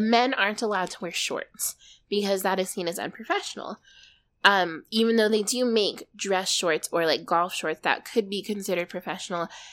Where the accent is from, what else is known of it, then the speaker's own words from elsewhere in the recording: Arizona, United States; we're from Arizona